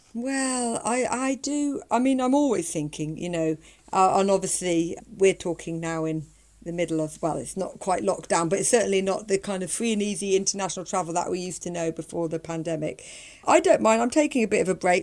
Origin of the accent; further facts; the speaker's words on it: United Kingdom; I'm from Britain